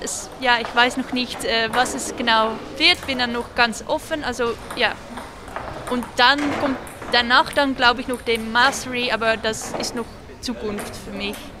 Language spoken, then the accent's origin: German; Netherlands; now in Heilbronn, Germany; ich komme aus den Niederlanden